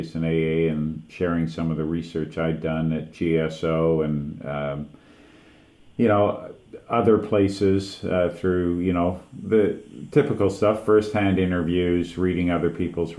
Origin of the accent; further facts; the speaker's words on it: Canada; I'm from Canada